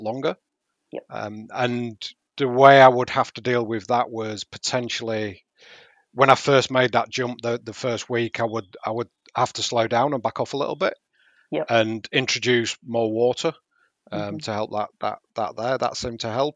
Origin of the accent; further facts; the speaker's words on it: Yorkshire and the Humber, United Kingdom; Being a Yorkshireman